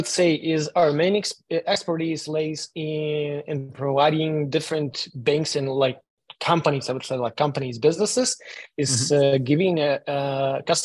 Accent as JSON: {"language": "English", "country": "Ukraine", "moved": "yes", "said": "I'm originally from Ukraine"}